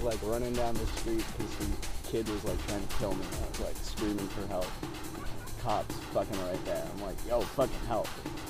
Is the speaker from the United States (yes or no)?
no; Kingston, Ontario, Canada; moved away; the people of my hometown call it lovingly the K-hole.